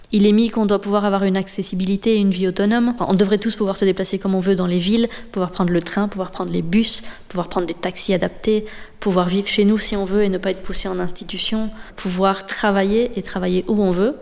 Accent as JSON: {"language": "French", "town": "Liège", "region": "Wallonia", "country": "Belgium", "also_born_or_lived": "Brussels", "said": "je viens de Liège"}